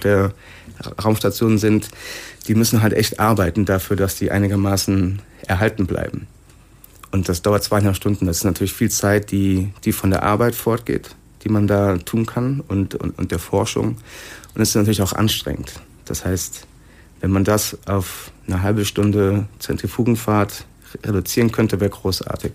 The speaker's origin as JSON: {"language": "German", "town": "Sinn", "region": "Hesse", "country": "Germany", "said": "Ich komme aus Sinn."}